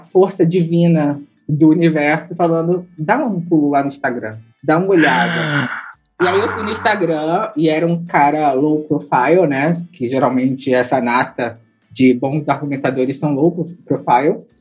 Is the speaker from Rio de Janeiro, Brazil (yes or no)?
yes; Rio de Janeiro, Brazil; Eu sou uma mina preta que cres, cresci no Alemão, é, no Complexo Alemão aqui do Rio de Janeiro. Meu pai veio de Pernambuco para o Rio